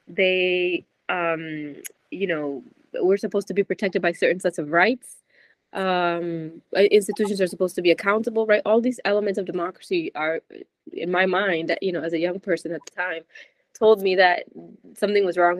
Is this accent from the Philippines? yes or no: no; New York City, New York, United States; moved away as an adult; also born or lived in Argentina; as a teenager growing up in New York City